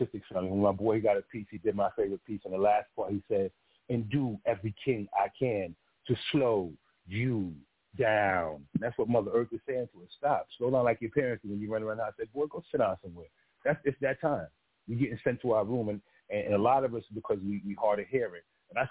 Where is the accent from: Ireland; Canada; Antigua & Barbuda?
Antigua & Barbuda; accent: patois; first language Antiguan Creole; moved away; I'm from Antigua